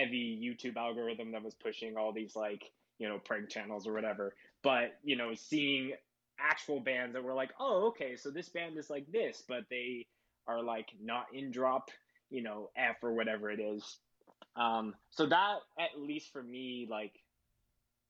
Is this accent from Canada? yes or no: yes; Winnipeg, Manitoba, Canada; moved away as an adult; now in Calgary, Canada; born and raised in Winnipeg. I lived there my whole life.